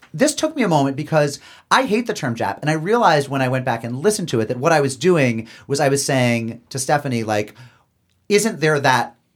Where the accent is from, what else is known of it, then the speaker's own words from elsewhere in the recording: Long Island, New York, United States; now in New Haven, United States; growing up on Long Island